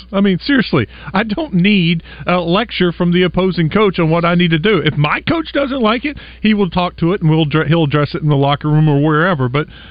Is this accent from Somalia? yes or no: no; Texas, United States; I grew up in Texas.